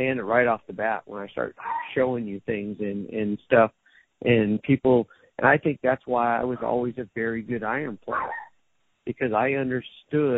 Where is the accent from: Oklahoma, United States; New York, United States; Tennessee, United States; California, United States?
California, United States; Southern; moved away as an adult; also born or lived in Orange County; now in Las Vegas, United States; I grew up in Southern California